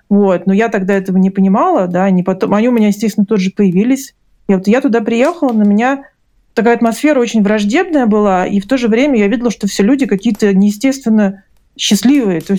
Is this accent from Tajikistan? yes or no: yes; Dushanbe, Tajikistan; born there; я родилась в Душамбе у бабушки, то есть для меня это была родина, для меня это было что-то такое связанное только с теплом и родным гнездом, да.